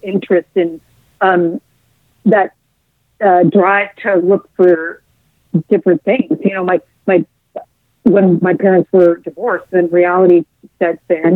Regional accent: Seattle, Washington, United States; also born or lived in Marysville; growing up in Seattle and outside of Seattle

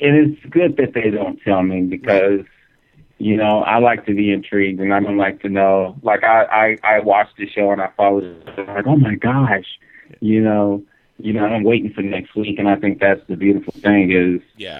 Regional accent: Houston, Texas, United States; also born or lived in Santa Fe; now in Los Angeles, United States; I was born and raised in Houston.

